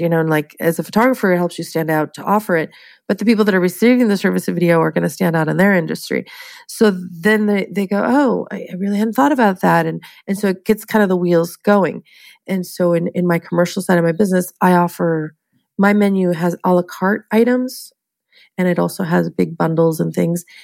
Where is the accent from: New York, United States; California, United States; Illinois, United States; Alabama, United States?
California, United States; San Diego; now in Long Beach, United States; I was born and raised in San Diego, California, and uh, came up here for college and I guess never left